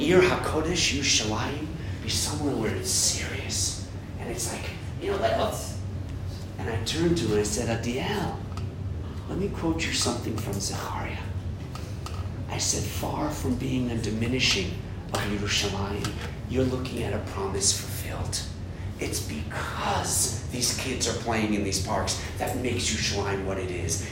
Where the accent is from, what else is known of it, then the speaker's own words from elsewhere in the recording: United States; moved away as an adult; now in Israel; this little puny American